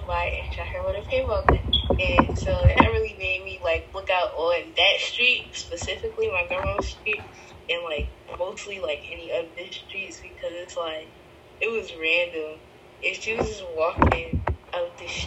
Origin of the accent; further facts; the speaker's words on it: Ocean City, United States; I grew up in Ocean City where my uncle is sergeant